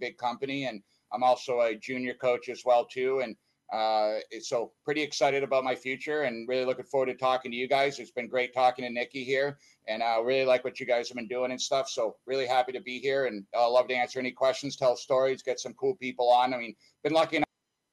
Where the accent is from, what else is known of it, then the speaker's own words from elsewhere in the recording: Boston, Massachusetts, United States; accent: Boston; also born or lived in Canton, Massachusetts; I'm originally from Boston, Mass. I actually grew up in a little town. I originally grew up in the North Bend, and then I moved out of there to a place called Canton